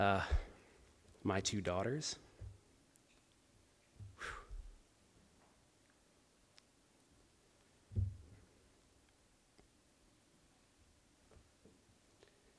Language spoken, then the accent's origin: English; Los Angeles, California, United States; moved away; I'm from Los Angeles